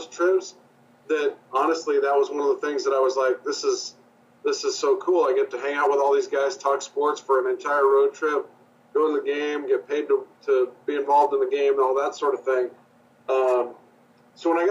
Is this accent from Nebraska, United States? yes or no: yes; Nebraska, United States; moved away as an adult; also born or lived in Maryville, Missouri / Salt Lake City, Utah; now in Orlando, United States; I grew up in Nebraska.